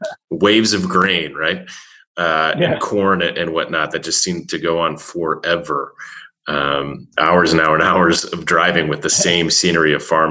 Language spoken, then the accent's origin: English; Chicago, Illinois, United States; I grew up in Chicago, in the North Shore of Chicago